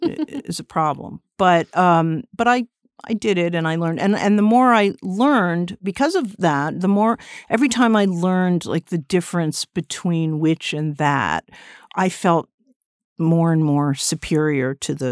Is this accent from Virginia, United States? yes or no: no; Westport, Connecticut, United States; I grew up in Westport, Connecticut, a suburb, and I used to come in all the time